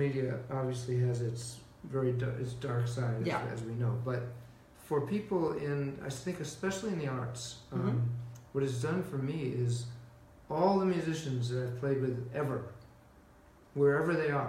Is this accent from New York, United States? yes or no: yes; New York, United States; growing up in New York when I did, it was just such a profoundly creative time in the city.